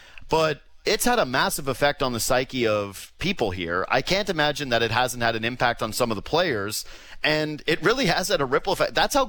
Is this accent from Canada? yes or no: yes; Whitehorse, Yukon, Canada; moved away; also born or lived in British Columbia / Ottawa Valley; I'm from out west, right? I grew up in Whitehorse, Yukon. I've lived in BC. I used to live in the Ottawa Valley